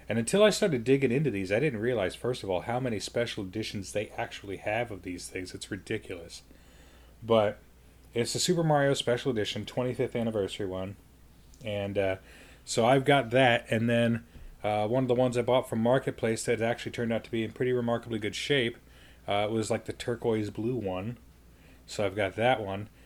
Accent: Colorado Springs, Colorado, United States; my hometown in Colorado Springs

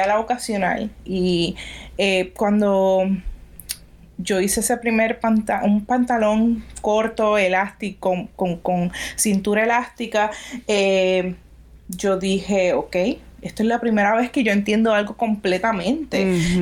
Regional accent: Puerto Rico; mi país

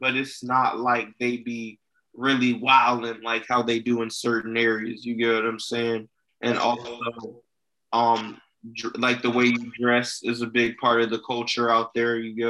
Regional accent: Bowie, Maryland, United States; moved away as an adult; So I grew up in Bowie, which is a part of PG County.

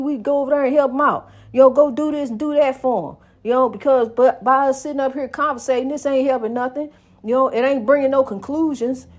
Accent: United States; my hometown. I love my hometown. Saint Louis, East Saint Louis, East Saint Louis, Saint Louis

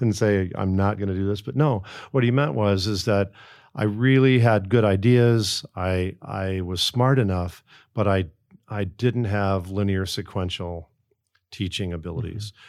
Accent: outside of Chicago, Illinois, United States; I grew up outside of Chicago

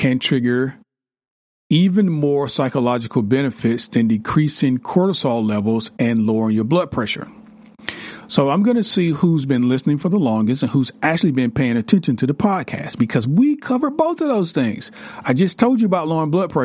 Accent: the South, United States; I'm from the South

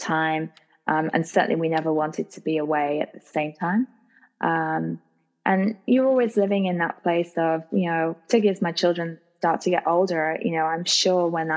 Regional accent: United States; as an American

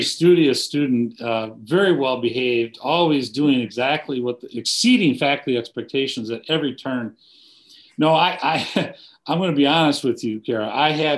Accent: Monroe, Wisconsin, United States; I was born and raised in Wisconsin, southern Wisconsin, a little town called Monroe, just south of Madison.

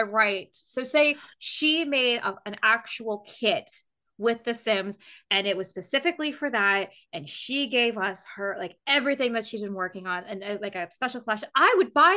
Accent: United Kingdom

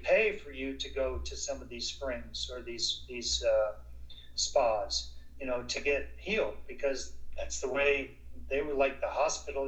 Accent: South Florida, United States; I grew up in Florida, in South Florida.

